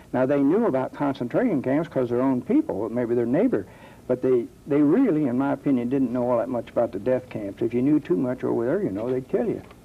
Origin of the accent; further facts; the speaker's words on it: Dayton, Ohio, United States; I am from Dayton, born on First Street here in Dayton, Ohio, and I've lived in this area all my life